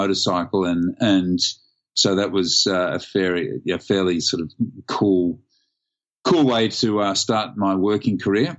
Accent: Sydney, New South Wales, Australia; Born and raised in Sydney

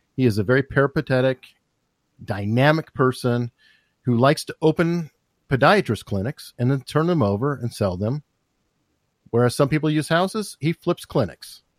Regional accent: Tucson, Arizona, United States; moved away; I'm from Arizona. I grew up there.

